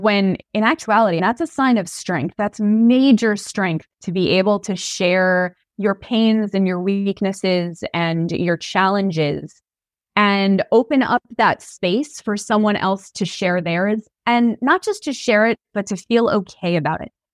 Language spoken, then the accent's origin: English; New York, United States; I'm from New York